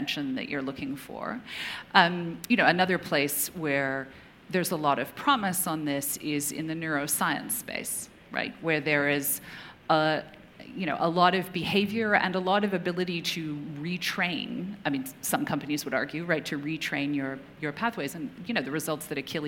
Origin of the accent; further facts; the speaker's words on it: Canada; moved away; also born or lived in United Kingdom; I grew up in Canada, remote part of Canada